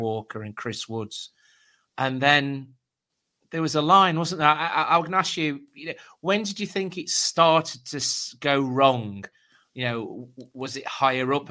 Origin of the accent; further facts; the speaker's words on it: Derbyshire, East Midlands, United Kingdom; I was brought up in Derbyshire